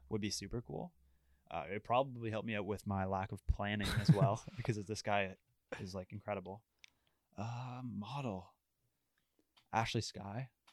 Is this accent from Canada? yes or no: yes; Ottawa, Ontario, Canada; I'm from Ottawa, I love Ottawa